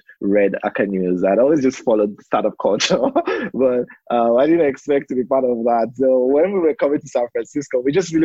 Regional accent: Lagos, Nigeria; I grew up in Lagos, Nigeria. Spent all my life there.

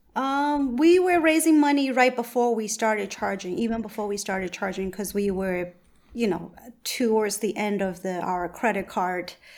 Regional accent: Myanmar; moved away; I'm originally from Burma

